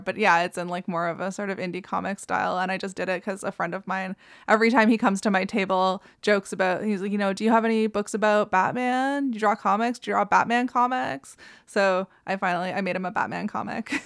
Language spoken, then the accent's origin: English; Ottawa, Ontario, Canada; I grew up in Ottawa, uh, it's fairly, like, urban city center